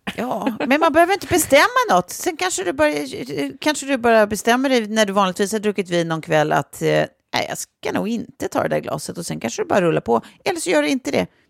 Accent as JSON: {"language": "Swedish", "country": "Sweden", "said": "som svenskar"}